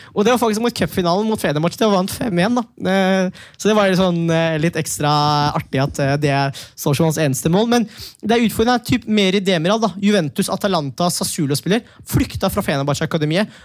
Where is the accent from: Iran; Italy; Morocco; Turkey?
Turkey; Manisa; also born or lived in Norway; now in Oslo, Norway; Ja, jeg er jo fra Manisa